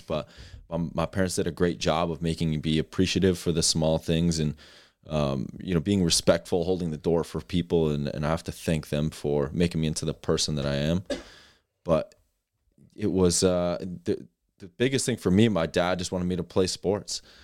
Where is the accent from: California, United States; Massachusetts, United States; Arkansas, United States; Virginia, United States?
Massachusetts, United States; Westport; I grew up in Westport, Massachusetts, small town in, in Southern Mass.